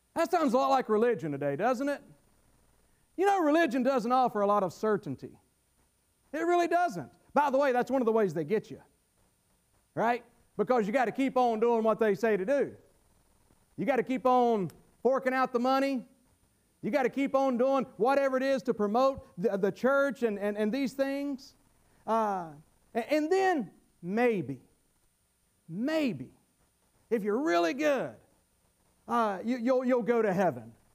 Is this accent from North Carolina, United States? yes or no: yes; North Carolina, United States; I was brought up in North Carolina in the Bible Belt